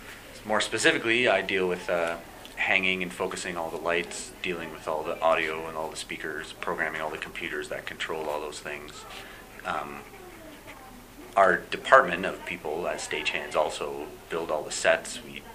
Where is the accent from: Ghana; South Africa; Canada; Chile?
Canada; London, Ontario; now in Stratford, Canada; I'm originally from London, Ontario.